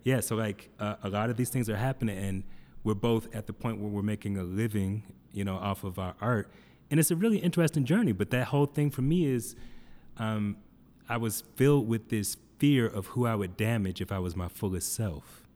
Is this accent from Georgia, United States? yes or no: yes; Atlanta, Georgia, United States; now in Denver, United States; I come from Atlanta, which I didn't know any white people